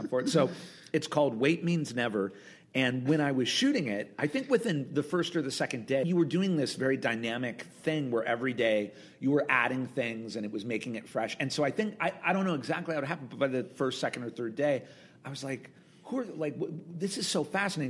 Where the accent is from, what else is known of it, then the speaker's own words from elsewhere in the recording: Southern California, United States; I'm from Southern California. My mom lived in Orange County. My dad lived up here in L.A.